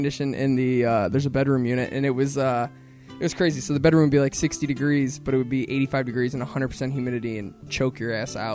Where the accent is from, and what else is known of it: Missouri, United States